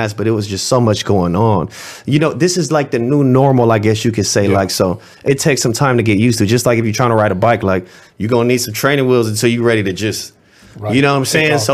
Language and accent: English; Los Angeles, California, United States; I'm from the Marvin Avenue district in West Los Angeles